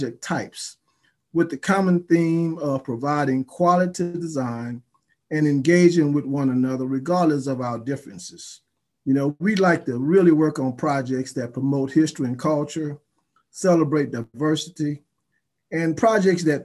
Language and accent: English; Baton Rouge, Louisiana, United States; moved away as an adult; now in Charlotte, United States; born and raised in Baton Rouge, Louisiana, graduated from Southern University in the Department of Architecture, and moved to Charlotte back in 1983